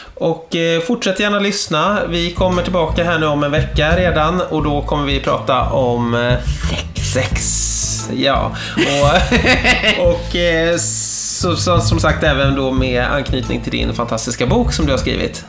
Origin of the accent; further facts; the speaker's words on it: Täby, Stockholm County, Sweden; Jag är ju uppvuxen i Täby från början